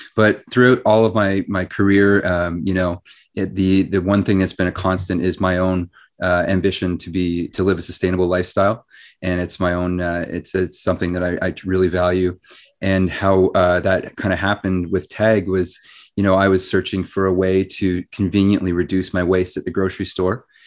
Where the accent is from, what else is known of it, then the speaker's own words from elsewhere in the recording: Ottawa, Ontario, Canada; I grew up in Ottawa